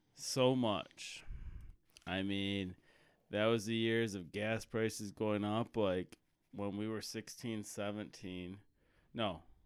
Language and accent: English; United States; as a American